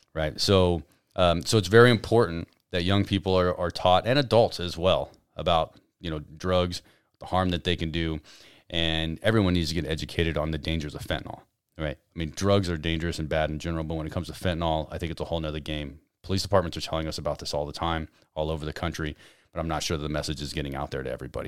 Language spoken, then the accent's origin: English; Albuquerque, New Mexico, United States; now in Carlsbad, United States; I'm from Albuquerque